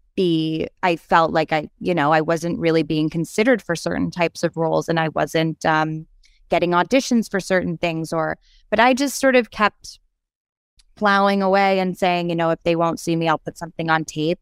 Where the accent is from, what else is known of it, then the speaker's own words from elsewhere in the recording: New York City, New York, United States; moved away as an adult; also born or lived in Los Angeles; I said I was from New York City